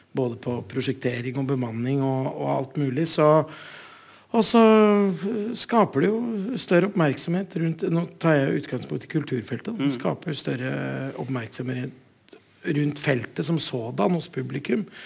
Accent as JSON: {"language": "Norwegian", "region": "Oslo", "country": "Norway", "also_born_or_lived": "Gjøvik", "moved": "yes", "said": "Jeg er skikkelig Oslo-gutt"}